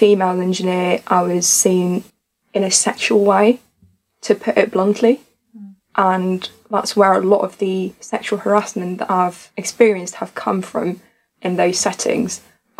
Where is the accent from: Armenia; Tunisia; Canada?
Tunisia; moved away as an adult; now in United Kingdom; I'm originally from Africa, to be exact, in Tunisia. And I've moved to the UK when I was 20 years old.